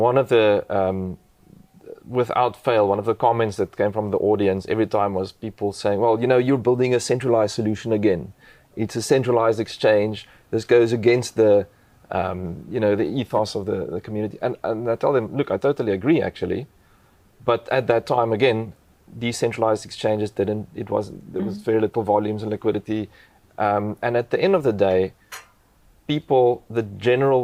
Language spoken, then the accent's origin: English; South Africa; English is a second language; my first language isn't English